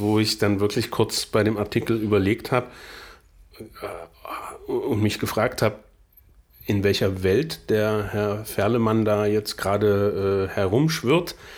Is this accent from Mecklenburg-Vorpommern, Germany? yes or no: no; Saxony-Anhalt, Germany; bei uns in Sachsen-Anhalt